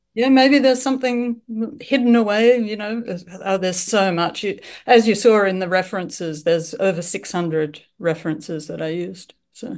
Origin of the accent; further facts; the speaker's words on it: Australia; accent: Australian; also born or lived in Melbourne, Australia / Japan / Seattle, United States; I'm from Australia, as you can tell from my accent. I live in Melbourne.